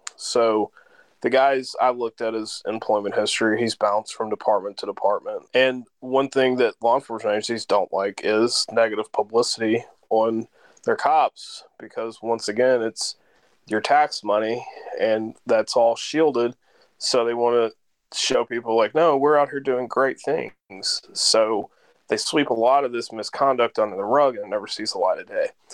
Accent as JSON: {"language": "English", "region": "Kentucky", "country": "United States", "tie": "born or raised there", "also_born_or_lived": "St. Louis, Missouri", "moved": "as an adult", "said": "I live back in Kentucky. I spent most of my career in St. Louis. I'm from Kentucky. I moved home to Kentucky"}